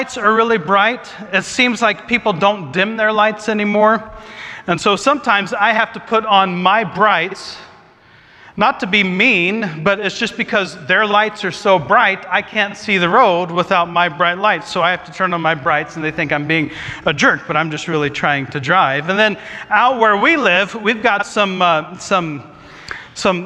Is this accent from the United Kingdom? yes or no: no; Jackson, Ohio, United States; moved away as an adult; now in Vancouver, Washington, United States; When I was growing up, we lived in a town called Jackson, Ohio